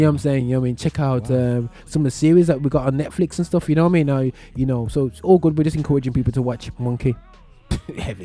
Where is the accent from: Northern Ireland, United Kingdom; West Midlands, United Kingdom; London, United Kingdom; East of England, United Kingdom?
West Midlands, United Kingdom; Birmingham; accent: British, urban Birmingham; my British accent, my um, my from urban Birmingham, or my from outer Birmingham